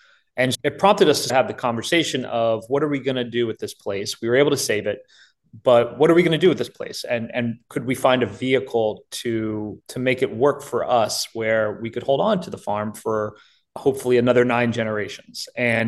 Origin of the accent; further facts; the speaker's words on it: Virginia, United States; I was born and raised here in Virginia